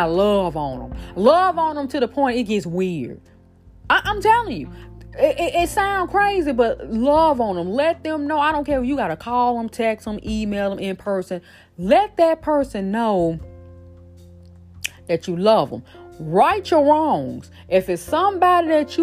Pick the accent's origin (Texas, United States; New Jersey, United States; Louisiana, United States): Louisiana, United States; Shreveport; moved away; Shreveport, Louisiana, stand up. That's my hometown